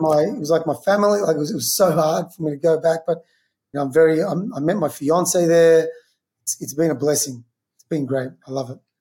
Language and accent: English; Melbourne, Victoria, Australia; also born or lived in New York; now in Los Angeles, United States; I'm from Melbourne, where kind of Australian football started